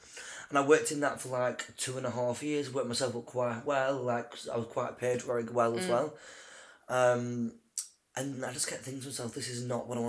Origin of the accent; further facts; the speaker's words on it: Accrington, North West England, United Kingdom; moved away as an adult; also born or lived in Preston; now in Manchester, United Kingdom; I'm from a very small town. It's called Accrington.